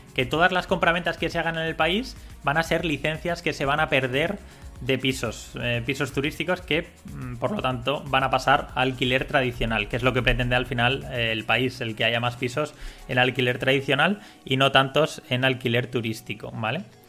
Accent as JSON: {"language": "Spanish", "country": "Spain", "said": "Siendo español"}